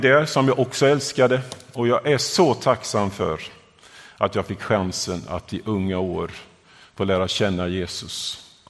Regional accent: Vimmerby area, northeastern Småland, Kalmar County, Sweden; moved away as an adult; also born or lived in southern Africa; now in Gothenburg, Sweden; Jag upple-, uppväxt i, eh, eh, Småland, i den nor-, nordöstra delen, i Vimmerby-trakten

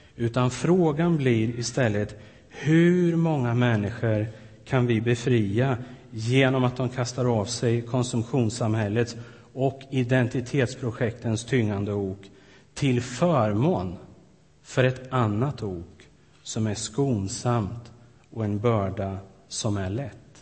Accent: Sweden; moved away as an adult; ett antal år hemma i Sverige nu

